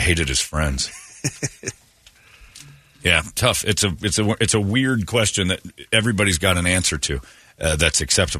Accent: Alabama, United States; I'm from Alabama.

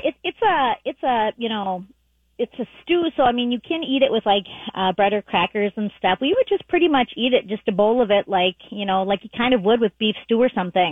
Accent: Lake Elmo, Minnesota, United States; I'm from Minnesota. I lived in Lake Elmo

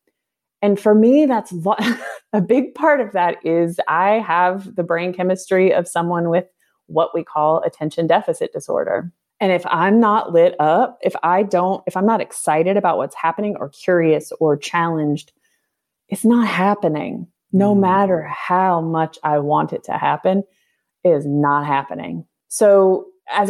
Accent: United States; moved away as an adult; as someone growing up in North America

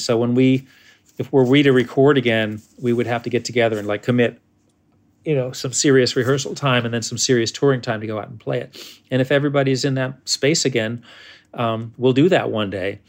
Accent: New York, United States; as a New Yorker trying to play bluegrass

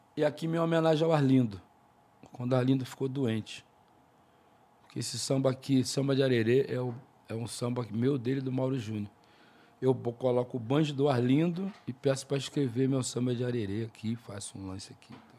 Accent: Rio de Janeiro, Brazil; Sou carioca, torço Flamengo.

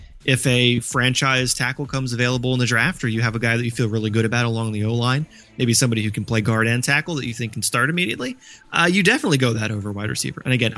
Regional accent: United States; I grew up in Washington football team country.

